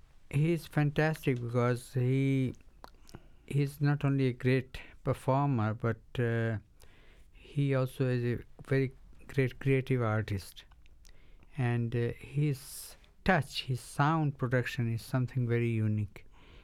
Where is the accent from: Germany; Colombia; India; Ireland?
India; Varanasi, Uttar Pradesh; first language Bengali; English is a second language; I'm a Bengali, but born and brought up in Benares.